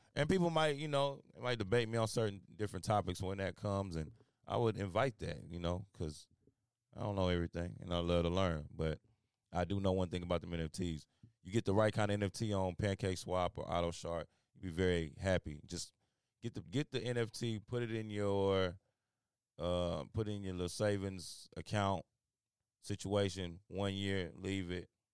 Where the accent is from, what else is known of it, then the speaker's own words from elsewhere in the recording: Houston, Texas, United States; I was born in Houston, Texas